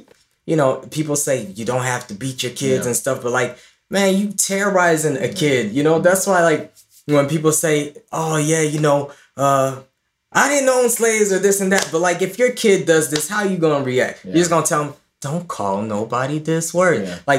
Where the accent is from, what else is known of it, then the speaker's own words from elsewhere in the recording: Ireland; also born or lived in Clondalkin; now in Los Angeles, United States; we were from Ireland